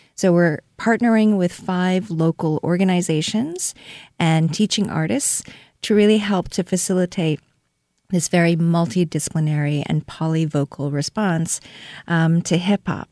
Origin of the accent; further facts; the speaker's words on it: Seoul, South Korea; now in Saint Louis, United States; I was born and raised in Seoul, South Korea